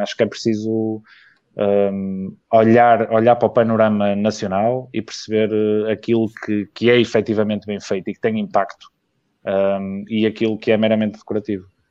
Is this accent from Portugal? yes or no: yes; Vila Nova de Gaia, Norte, Portugal; also born or lived in Porto; eu nasci no Porto, mas cresci e vivo em Gaia